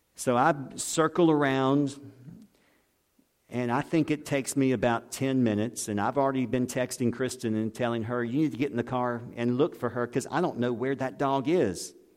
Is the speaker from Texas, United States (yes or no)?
no; Pascagoula, Mississippi, United States; I grew up in Pascagoula